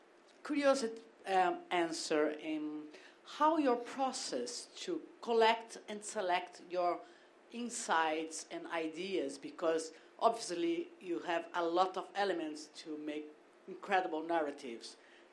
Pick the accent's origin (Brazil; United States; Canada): Brazil; English is a second language; I'm sorry about my English. I'm from Brazil.